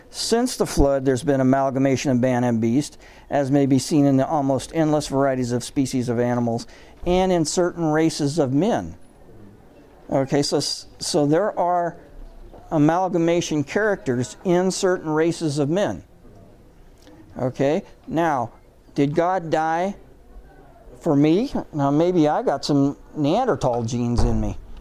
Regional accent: the Northwest, Pacific Northwest, United States; I'm from the Northwest.

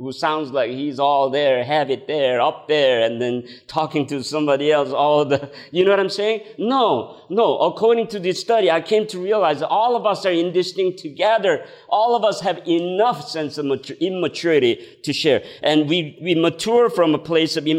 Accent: South Korea; English is a second language; moved away as an adult; I came from Korea at the age of 20

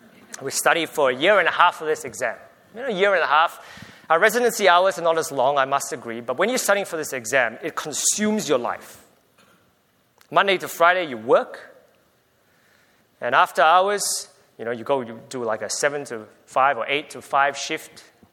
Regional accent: Australia; I'm from Australia, full stop.

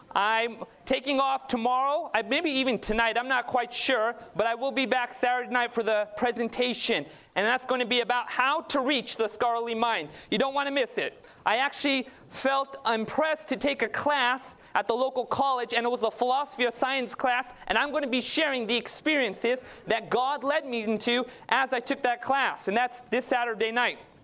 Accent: Southern California, United States; I was born and raised in Southern California. My parents immigrated from Northeast India or Northwest India, Punjab.

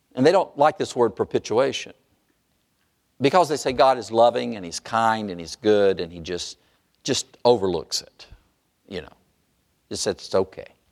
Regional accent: North Carolina, United States; I grew up in North Carolina

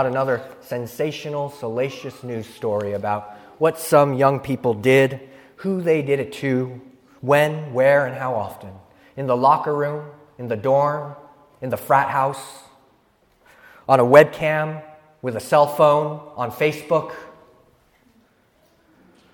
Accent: San Luis Obispo, California, United States

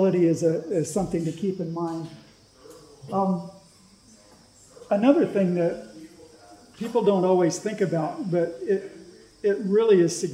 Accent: Southern California, United States; moved away; also born or lived in Willamette Valley, Oregon; where I grew up in Southern California

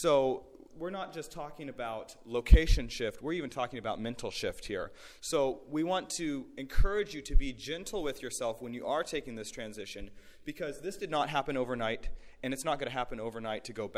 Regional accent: Oklahoma, United States; So just to get an idea, we're from Oklahoma, of course

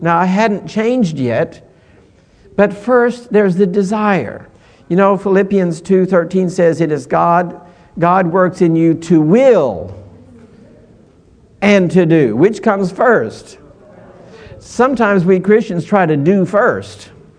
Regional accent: California, United States; We were down in Florida, and I was from California.

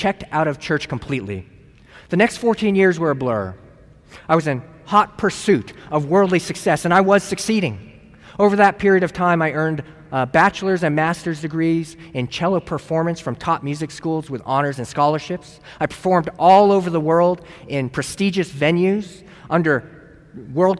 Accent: San Luis Obispo, California, United States; moved away as an adult; I'm from San Luis Obispo, California

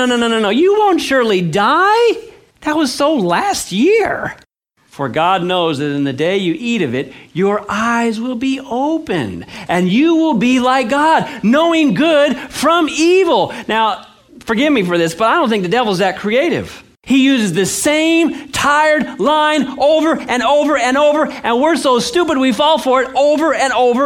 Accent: California, United States; I grew up in California

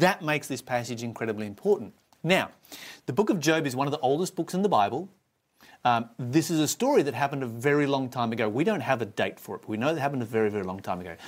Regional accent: Australia; I was born in Australia

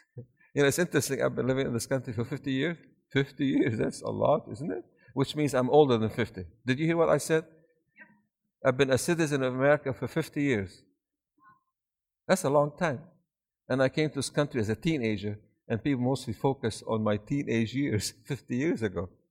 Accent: Syria; born or raised there; also born or lived in Maryland, United States / Michigan, United States; now in Georgia, United States

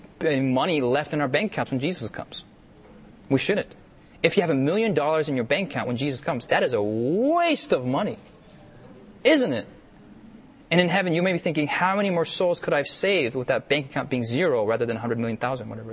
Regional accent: United States; I'm an American myself

